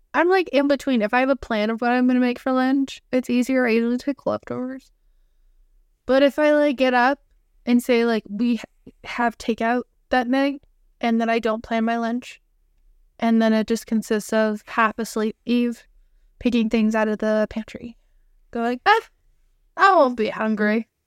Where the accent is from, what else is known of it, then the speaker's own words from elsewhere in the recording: Canada; two sisters, specifically Canadian